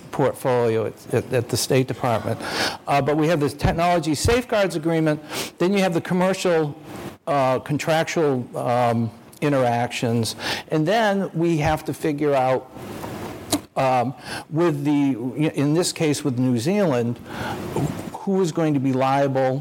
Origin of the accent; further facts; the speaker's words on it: Maine, United States; I'm from Maine